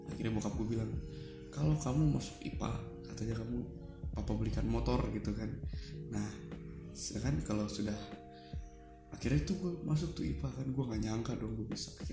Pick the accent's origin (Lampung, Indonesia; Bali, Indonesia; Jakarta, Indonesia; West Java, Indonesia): West Java, Indonesia; Garut; also born or lived in Padang; asli gue lahir di Padang sekitar 26 tahun yang lalu gue dibesarkan di keluarga asli Minangkabau dan memang gue lahir di Padang juga dengan budaya yang ada di Minangkabau gue lahir di Padang sampai tahun 1998 kalau nggak salah setelah itu gue pindah ke Garut